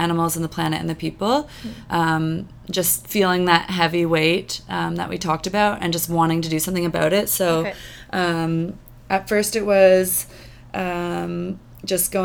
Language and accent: English; Sarnia, Ontario, Canada; moved away as an adult; now in Vancouver, Canada; when I grew up in Sarnia